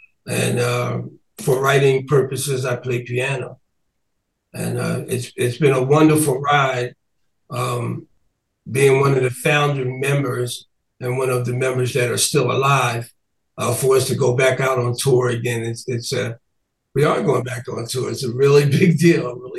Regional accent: Camden, New Jersey, United States; also born or lived in Philadelphia; I'm originally from Camden, New Jersey.

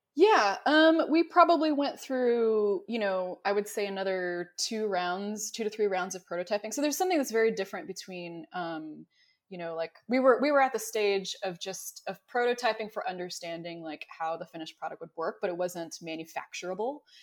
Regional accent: Dallas-Fort Worth area, Texas, United States; growing up in the Dallas-Fort Worth area

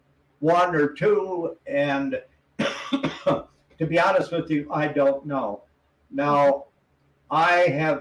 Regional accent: Wisconsin, United States; moved away; where I grew up in Wisconsin

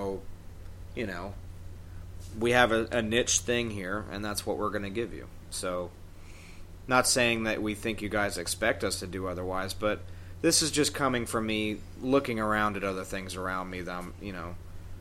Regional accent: New York, United States; I'm fucking New Yorker

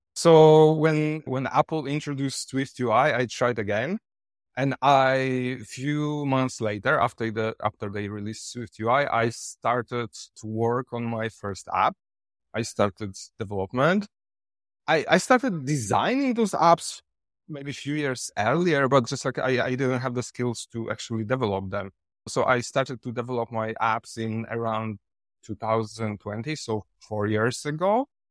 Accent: Poland; English is a second language; moved away as an adult; now in Thailand; I come from Poland, but now I live in Thailand since six years.

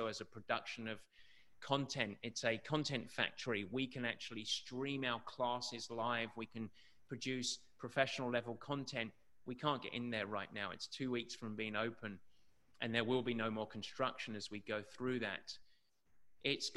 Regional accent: England, United Kingdom; growing up in England with the shitty weather and the miserable conditions that we have to deal with growing up

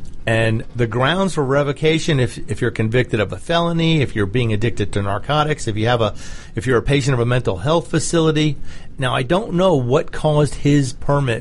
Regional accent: New York, United States; I'm a New Yorker

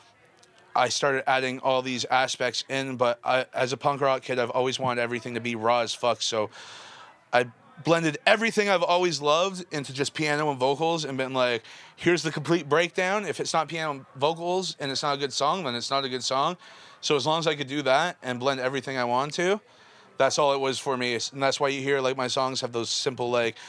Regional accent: Toronto, Ontario, Canada; I was growing up in Scarborough

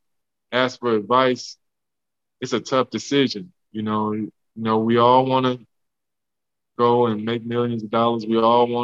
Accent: Homer, Louisiana, United States; the house I grew up in Louisiana, in Homer

